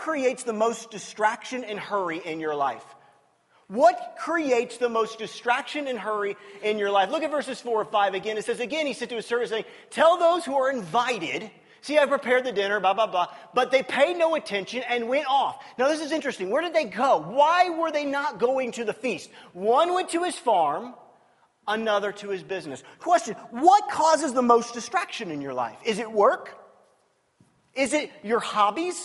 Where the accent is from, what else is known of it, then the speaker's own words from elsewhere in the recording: United States; I'm an American